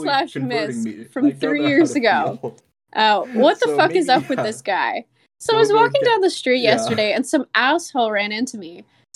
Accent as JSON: {"language": "English", "country": "Canada", "said": "I'm Canadian."}